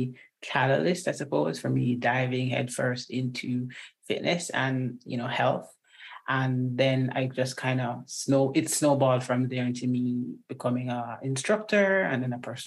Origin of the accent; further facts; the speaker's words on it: Jamaica; also born or lived in Washington State; now in Washington, United States; I'm Jamaican, born and bred